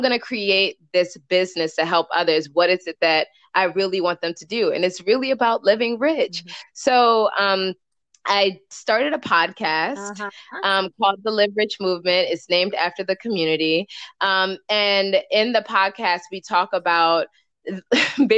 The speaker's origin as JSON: {"language": "English", "country": "Nigeria", "said": "I'm Nigerian"}